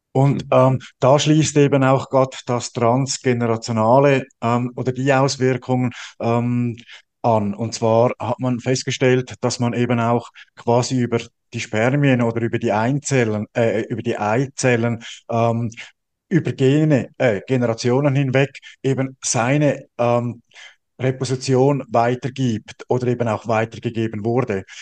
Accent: Switzerland; bei uns in der Schweiz

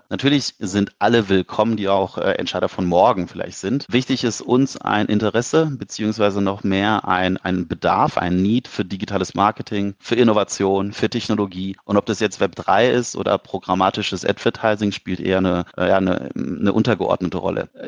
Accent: Cologne, North Rhine-Westphalia, Germany; Und wir als Kölner sind ja grundsätzlich so ein bisschen bekannt für Gastfreundschaft

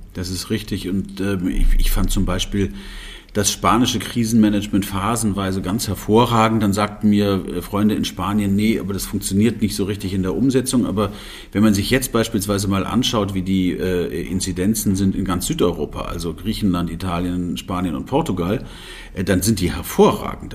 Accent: Germany; wir haben ja als Deutsche

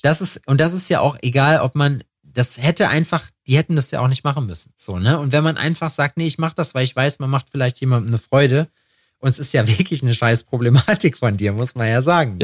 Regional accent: Germany; wir sind Deutsche

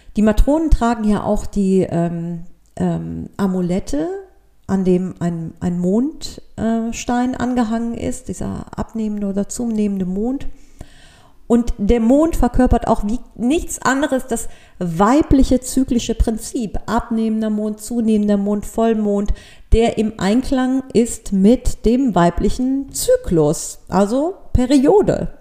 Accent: Cologne, North Rhine-Westphalia, Germany; für mich als Kölnerin

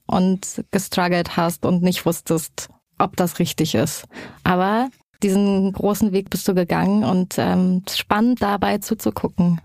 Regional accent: Erfurt, Thuringia, Germany; wir kommen beide aus Erfurt

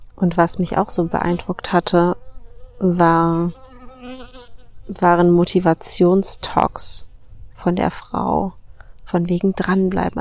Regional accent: Germany; wir als Deutschen, als Deutsche religiös erzogen werden

